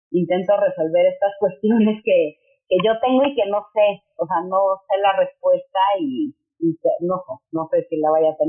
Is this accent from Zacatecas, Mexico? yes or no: no; Mexico City, Mexico; yo soy de la Ciudad de México, México, y tengo una familia muy tradicionalista